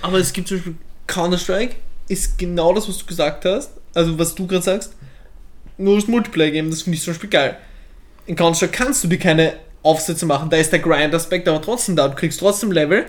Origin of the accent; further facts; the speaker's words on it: Vienna, Austria; accent: Viennese; ich spreche wienerisch